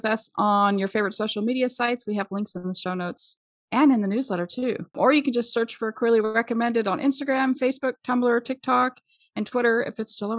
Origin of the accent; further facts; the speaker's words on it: Germany; Soccer, you know, I grew up in Germany. Soccer, we played it all the time.